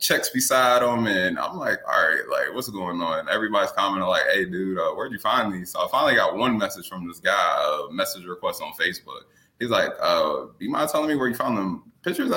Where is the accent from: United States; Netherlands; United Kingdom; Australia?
United States; West Virginia; I'm from West Virginia.